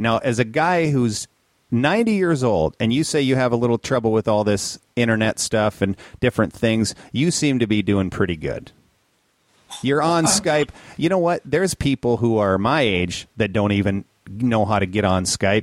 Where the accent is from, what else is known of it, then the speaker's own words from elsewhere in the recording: Minnesota, United States; growing up in Minnesota